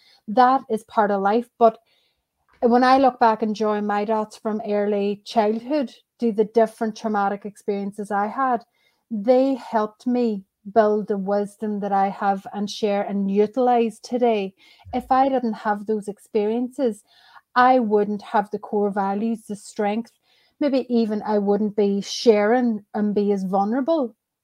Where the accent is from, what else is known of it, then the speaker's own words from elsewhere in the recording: Ireland; That is where I originally met my husband. Nice. We're both Irish.